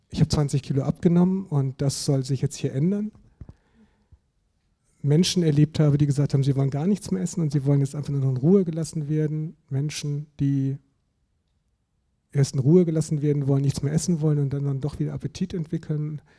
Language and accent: German; Germany; Also ich komme ja auch aus Süddeutschland